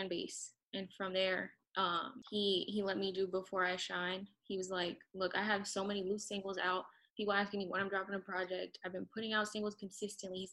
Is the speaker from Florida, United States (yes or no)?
yes; Miami, Florida, United States; also born or lived in New Orleans, Louisiana; I grew up in South Florida, Miami area